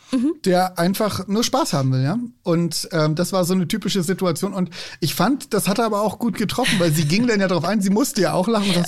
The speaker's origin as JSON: {"language": "German", "region": "Hamburg", "country": "Germany", "lives_now": "Bavaria, Germany", "said": "Ich bin Hamburger, der jetzt seit zwölf Jahren in Bayern lebt."}